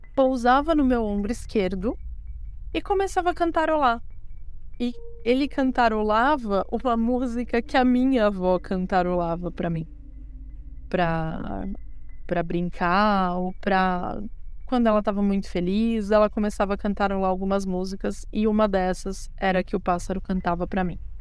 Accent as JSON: {"language": "Portuguese", "region": "São Paulo", "country": "Brazil", "said": "eu tenho 33 anos de idade, sou da cidade de São Paulo, capital"}